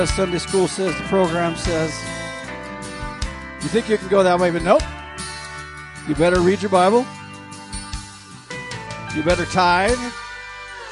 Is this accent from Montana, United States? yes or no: yes; southwestern Montana, United States; I grew up in Montana, in a rural county in the southwestern portion of Montana that's famous for cattle, sheep, and hay